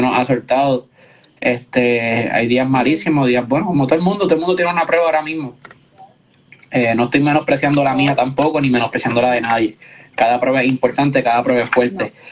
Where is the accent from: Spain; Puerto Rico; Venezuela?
Puerto Rico; nuestra isla